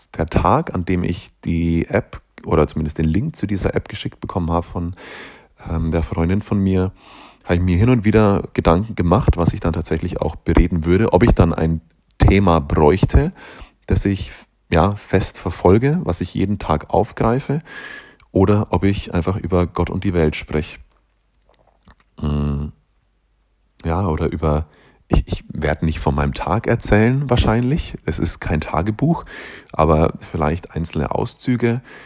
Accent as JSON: {"language": "German", "area": "Upper Palatinate", "region": "Bavaria", "country": "Germany", "accent": "slightly Bavarian", "moved": "yes", "lives_now": "Nuremberg, Germany", "said": "Ich komme aus der Oberpfalz, das ist äh, Aussage genug, glaube ich. Ähm, sollte dementsprechend eigentlich auch einen leicht, einen leicht, da haben wir es schon wieder, einen leicht bayerischen Akzent haben"}